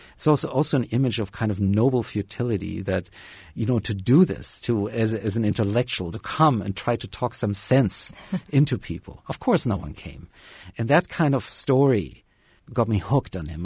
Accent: Bavaria, Germany; moved away as an adult; also born or lived in Tennessee / Harvard; now in Bloomington, United States; I grew up in Bavaria uh, for most of my early childhood in touch with nature daily

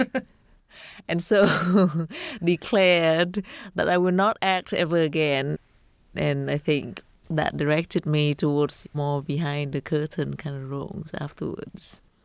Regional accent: Vietnam; growing up in Vietnam

